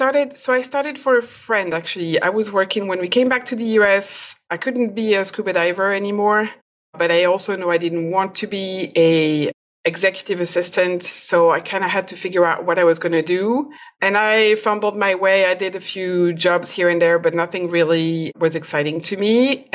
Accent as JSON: {"language": "English", "country": "France", "second_language": "English", "lives_now": "United States", "said": "I am a food and product photographer. I am originally from France, but I moved a lot. But currently I am in the US, in Virginia, close to Washington, D.C."}